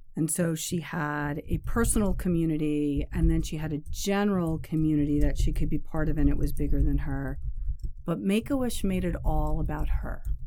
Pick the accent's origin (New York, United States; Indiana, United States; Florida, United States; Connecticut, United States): New York, United States; I grew up in New York, a suburb of the city here